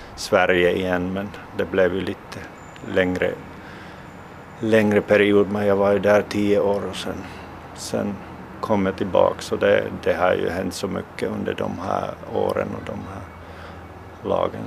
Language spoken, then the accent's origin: Swedish; Finland; also born or lived in Russia; när jag flyttade från, från Ryssland tillbaks till Finland